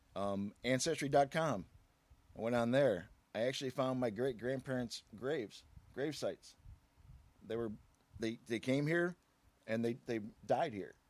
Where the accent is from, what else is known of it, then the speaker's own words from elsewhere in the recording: Aurora, Illinois, United States; I was born right here in Aurora